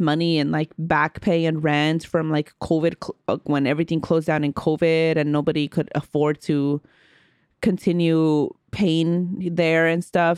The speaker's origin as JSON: {"language": "English", "town": "Oakland", "region": "California", "country": "United States", "tie": "born or raised there", "said": "growing up in Oakland"}